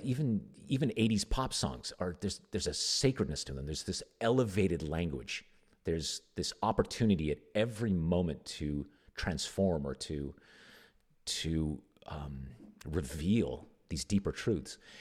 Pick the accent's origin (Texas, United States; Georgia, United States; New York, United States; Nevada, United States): Nevada, United States; I grew up in Nevada